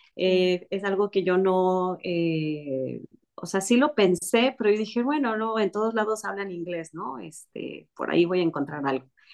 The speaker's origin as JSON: {"language": "Spanish", "country": "Mexico", "said": "yo soy mexicana"}